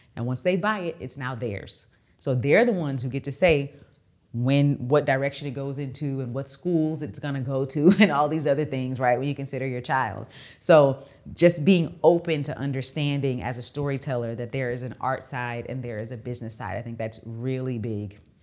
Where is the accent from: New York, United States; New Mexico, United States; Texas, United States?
Texas, United States; I'm from Texas